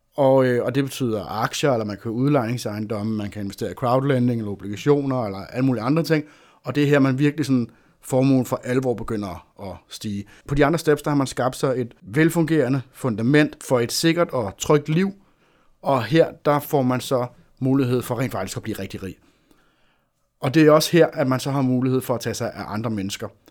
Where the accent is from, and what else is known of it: Denmark